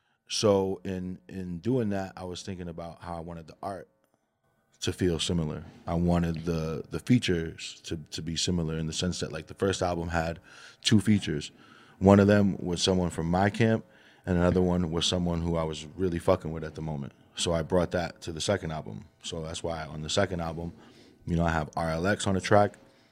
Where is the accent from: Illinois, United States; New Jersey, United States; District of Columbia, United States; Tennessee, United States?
New Jersey, United States; also born or lived in Colombia; Yeah, I was born in Jersey.